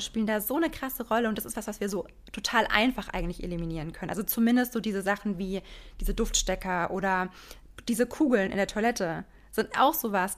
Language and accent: German; Frankfurt, Hesse, Germany; ich komme aus Frankfurt